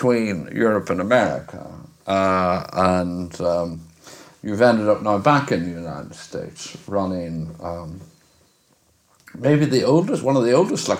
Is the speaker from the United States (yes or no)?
no; Ireland; where I'm from, Ireland.